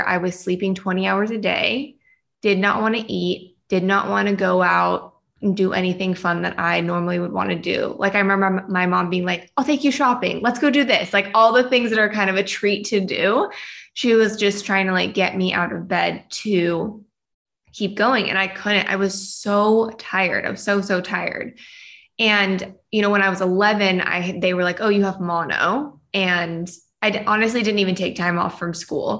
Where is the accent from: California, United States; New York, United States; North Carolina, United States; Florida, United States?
California, United States; Shingle Springs; also born or lived in Bay Area, California; I grew up in Shingle Springs, California, which is a small little town up in the foothills on your way to Lake Tahoe. I lived there from the time of birth to 15 years old and then moved to the Bay Area